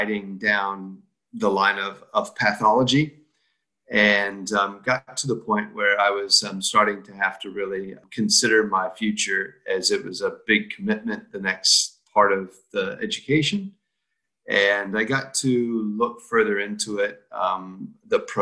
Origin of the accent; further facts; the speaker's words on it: Iowa, United States; moved away as an adult; now in New Zealand; I came from Iowa, which is right smack in the middle, and not a lot of cities, but we have a lot of small towns